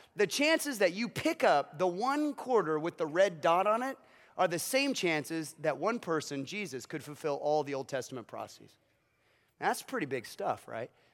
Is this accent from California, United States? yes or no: no; Kansas, United States; I was born in Kansas